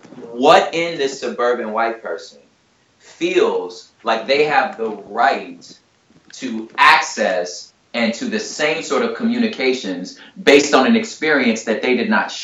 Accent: Ireland; born there; I just happened to be born in Ireland. You know what I'm saying? My parents were in the military, and I was born in Ireland.

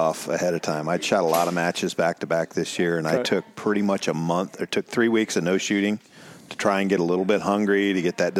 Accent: Ohio, United States; Ohio, born and raised in Ohio.

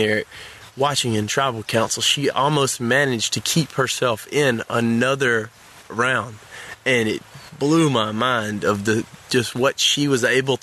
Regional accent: Alabama, United States; I'm from the South. I'm from Alabama, a country person

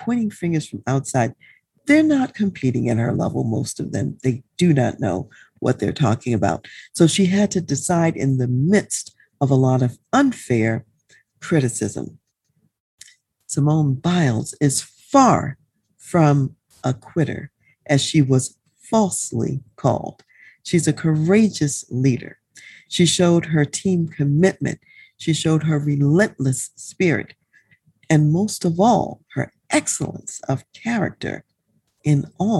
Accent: United States; as an American and U.S. citizen

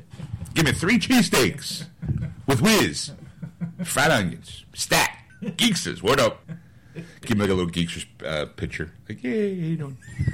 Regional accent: New Jersey, United States; now in Philadelphia, United States; I'm from Jersey.

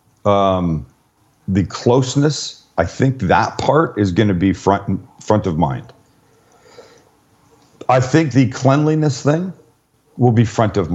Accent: Canada; moved away; I'm Canadian

